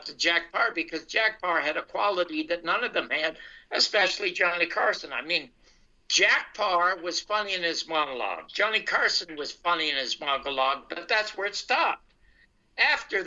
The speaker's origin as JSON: {"language": "English", "country": "Canada", "moved": "as an adult", "lives_now": "United States", "said": "I'm from Canada, and I've come to the United States."}